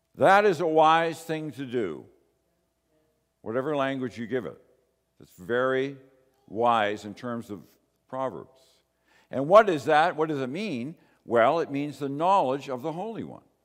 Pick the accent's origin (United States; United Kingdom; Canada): Canada